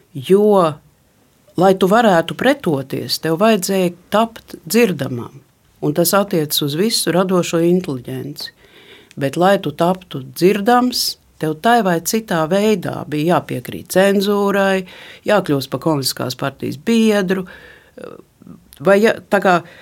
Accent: Riga, Latvia; es esmu rīdziniece jau nec kurā pasaul, paaudzē

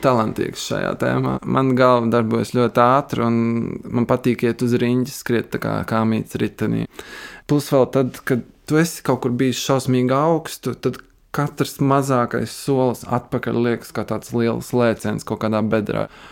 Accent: Valka, Latvia; also born or lived in Riga / Trossingen, Germany; now in Berlin, Germany; es pats nāku no Valkas

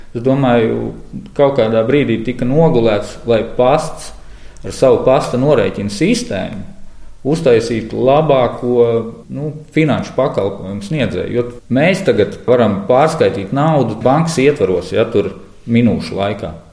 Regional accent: Riga, Latvia; Imantā jau, man liekas, tādā ziņā ļoti forši. Tur ir liels meža masīvs, es dzīvoju tieši blakus.

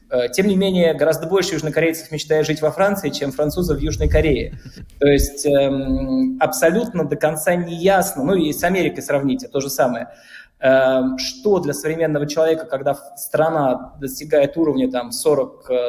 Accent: Bashkortostan, Russia; now in France; я натурализованный француз, да, я башкир по первому своему рождению

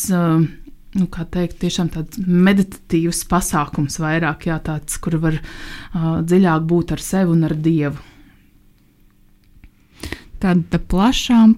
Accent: Liepāja, Kurzeme, Latvia; cik es pati nāku no Liepājas

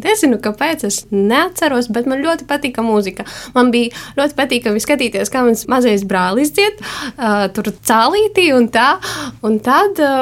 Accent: Salnava parish, Kārsava area, Latgale, Latvia; Es esmu no Salnovas pagasta. Nu, tas ir Kārsavas pusē

